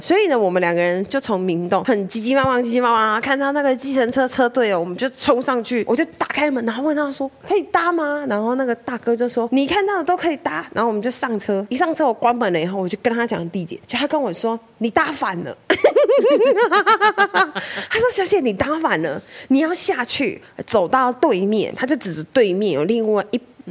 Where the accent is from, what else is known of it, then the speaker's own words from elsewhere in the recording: Taiwan; 我们来自台湾